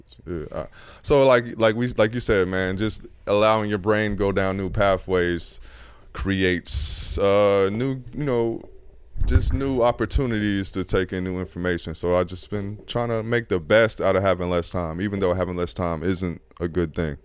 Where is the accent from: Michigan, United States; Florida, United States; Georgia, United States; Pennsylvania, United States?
Georgia, United States; Atlanta; I'm from Atlanta